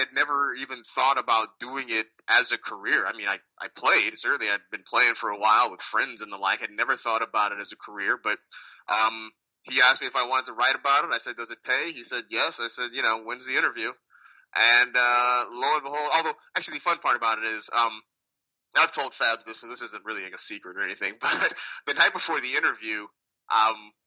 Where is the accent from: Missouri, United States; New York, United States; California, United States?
California, United States; I'm from California, so I didn't really want to leave home